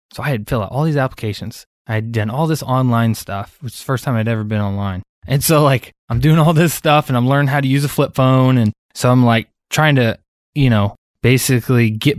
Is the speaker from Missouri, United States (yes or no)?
no; Iowa, United States; also born or lived in Illinois; So I grew up in Iowa, between Iowa and Illinois, bounced around a lot, but was a very rebellious kid